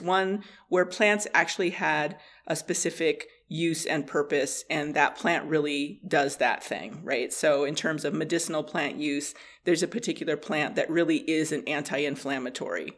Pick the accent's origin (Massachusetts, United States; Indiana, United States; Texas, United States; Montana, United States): Montana, United States; Blackfeet Reservation; moved away as an adult; also born or lived in Colorado; I grew up on the Blackfeet Reservation